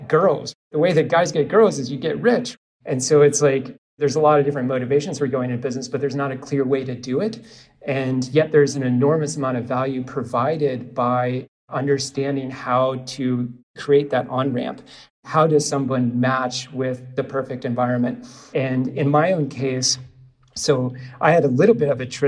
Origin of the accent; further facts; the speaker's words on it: Omaha, Nebraska, United States; now in St. Petersburg, United States; I am from Omaha